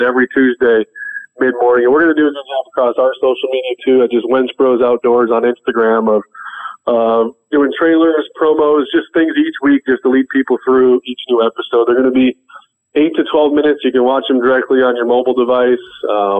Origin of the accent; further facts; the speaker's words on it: Midwest, United States; moved away as an adult; now in Philadelphia, United States; growing up in the Midwest